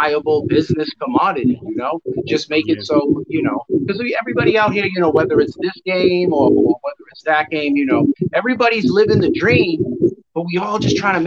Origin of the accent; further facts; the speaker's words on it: Brockton, Massachusetts, United States; I grew up in Brockton, Massachusetts